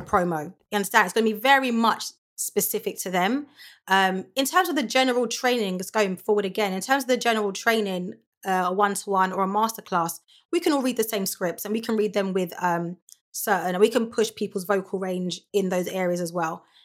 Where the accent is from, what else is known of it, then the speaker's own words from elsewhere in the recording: London, United Kingdom; I grew up in, born and raised in Lewisham